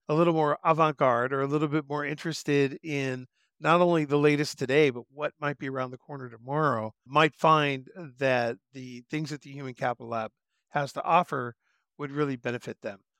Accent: Southern California, United States; moved away as an adult; I grew up in Southern California and I jumped into the Air Force when I was 18

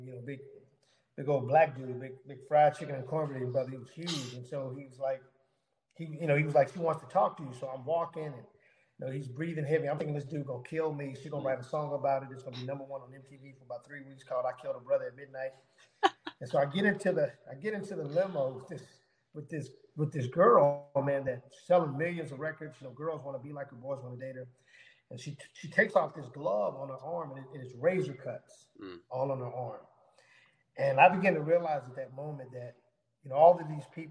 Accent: Houston, Texas, United States; I grew up in Houston, Texas.

